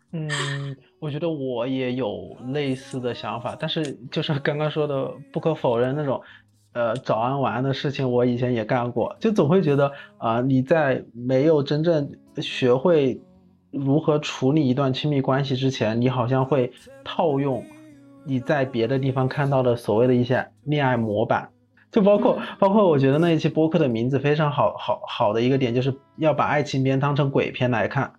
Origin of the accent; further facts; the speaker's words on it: Wuhan, Hubei, China; 我也是武汉的